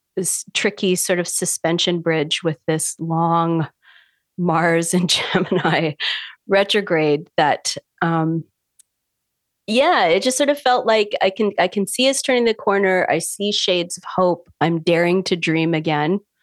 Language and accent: English; Canada; also born or lived in Vancouver Island, British Columbia; I'm a Canadian astrologer. I live on an island in the Pacific Northwest, Vancouver Island, with my partner.